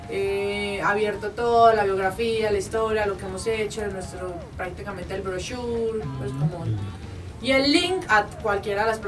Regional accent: Medellín, Antioquia, Colombia; las cuatro bandas somos de Medellín

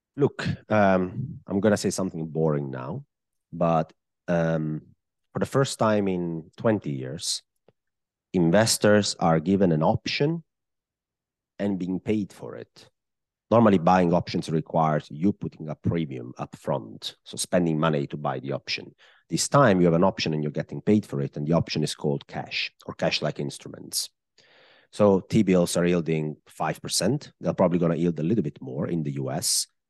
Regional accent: Italy; accent: Italian; English is a second language; I am, uh, Italian, I guess. I mean, if somebody didn't know that by my accent at this point in the podcast, I guess it's very clear where I'm from.

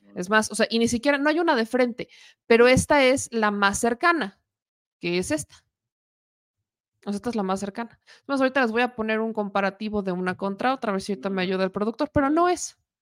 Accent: Puebla, Mexico; uno como poblana

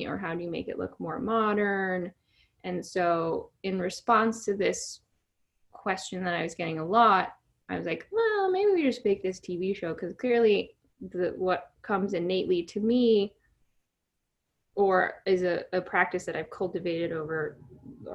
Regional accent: Virginia, United States; moved away as an adult; now in New York, United States; I moved to New York from Virginia at 18

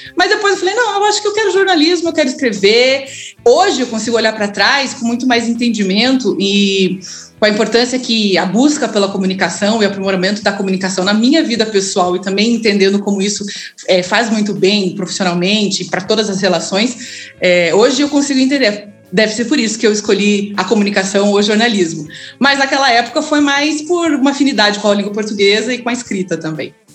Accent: Curitiba, Paraná, Brazil; eu sou curitibana, é, nascida numa casa de muito amor

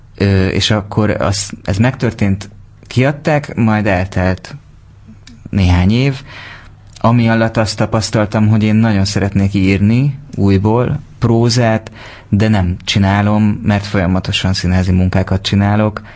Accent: Siklós, Baranya, Hungary; én délbaranyai vagyok

